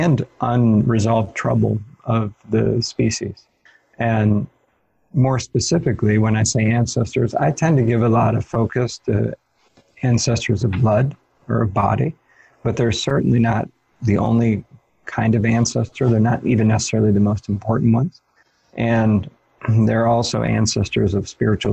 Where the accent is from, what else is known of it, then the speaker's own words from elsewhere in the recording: Ohio, United States; in Ohio, where I grew up in the United States